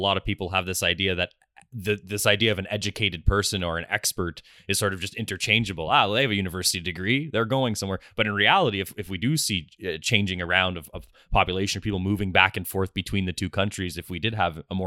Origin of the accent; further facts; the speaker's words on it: Canada; growing up in Canada myself